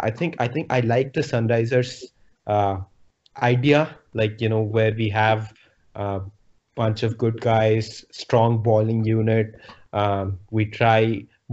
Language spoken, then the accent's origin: English; Hyderabad, Telangana, India; Hyderabad, my hometown